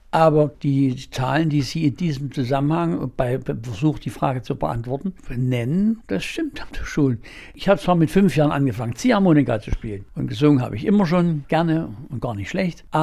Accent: Saxony, Germany; born there; Ich habe immer in den Bergen, ich bin auch im Erzgebirge geboren.

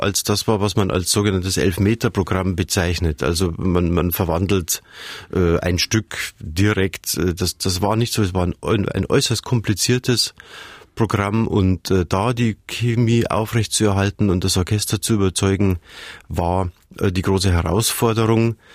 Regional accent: Munich, Bavaria, Germany; Ich komme aus München, ich bin ja mit den Alpen aufgewachsen

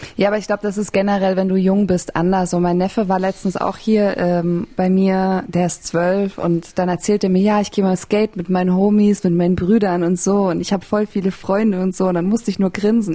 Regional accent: Bavaria, Germany; Ich bin ja auch in Bayern aufgewachsen

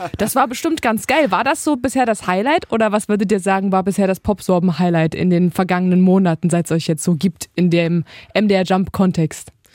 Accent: Halle, Saxony-Anhalt, Germany; ich komme aus Heide Nord. Das ist hier in Halle eine Plattenbausiedlung

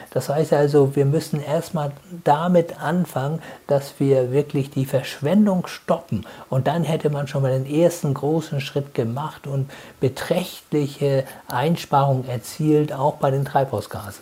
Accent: Germany; bei uns in Deutschland

